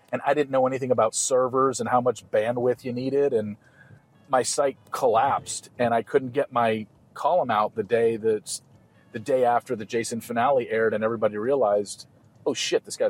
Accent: Southern California, United States; moved away; I grew up in Southern California

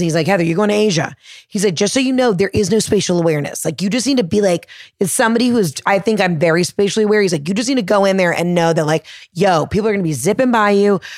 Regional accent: the South, United States

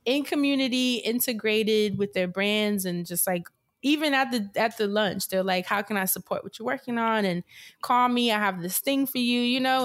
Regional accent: New York, United States; growing up in New York

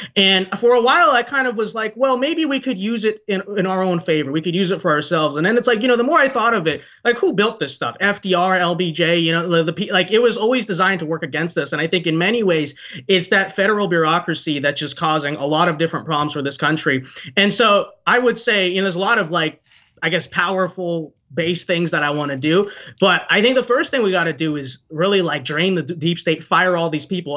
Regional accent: United States; I'm very selfless for my own country because I was born here

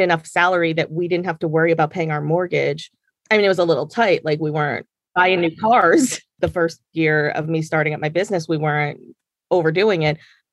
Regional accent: Jersey Shore, New Jersey, United States; moved away as an adult; also born or lived in Maryland; now in New York, United States; I'm adopted and I grew up on the Jersey Shore

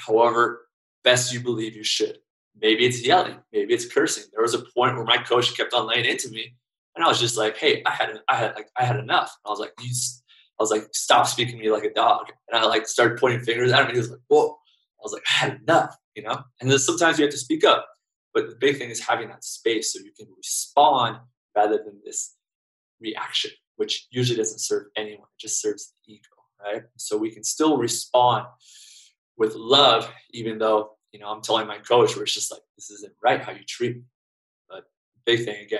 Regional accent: United States; I'm American

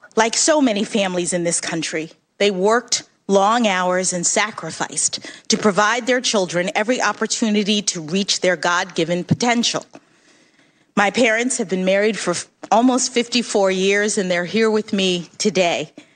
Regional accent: Washington, District of Columbia, United States; When I was born here in Washington

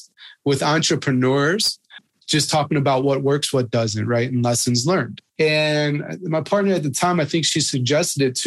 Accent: Midwest, United States; moved away as an adult; also born or lived in Marietta, Georgia; growing up in the Midwest

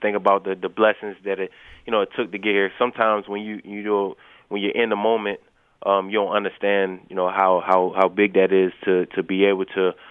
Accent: Baltimore, Maryland, United States; my house in Baltimore, because I'm from Baltimore

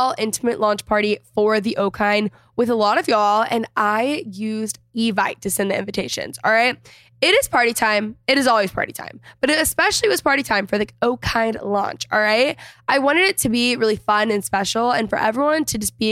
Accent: McKinney, Texas, United States; I grew up in McKinney

